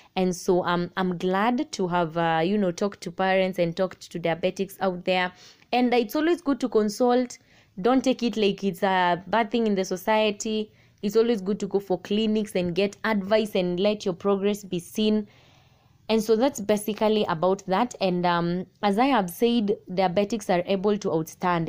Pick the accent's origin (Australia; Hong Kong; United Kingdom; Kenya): Kenya; Machakos County; I am from Machakos County